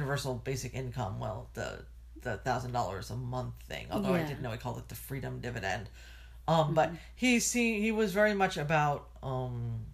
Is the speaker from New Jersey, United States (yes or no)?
yes; New Jersey, United States; I grew up in New Jersey, and there was a nuclear plant like 10 miles up the road